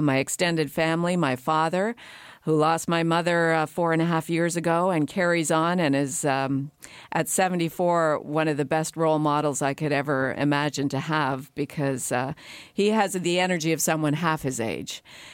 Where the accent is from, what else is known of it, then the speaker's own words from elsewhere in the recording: Canada; And even those of us who've been here for many generations and have really identify with being only Canadian, we all share that feeling that we are newcomers to a new land.